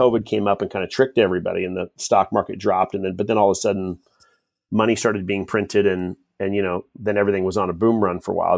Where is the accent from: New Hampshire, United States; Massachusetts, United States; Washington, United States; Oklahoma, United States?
Washington, United States; Kent; also born or lived in Utah; I grew up in Kent, Washington